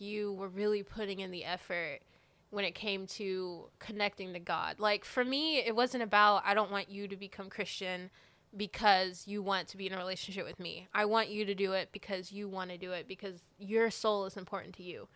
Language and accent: English; Alabama, United States; moved away as an adult; now in Georgia, United States; I'm originally from Alabama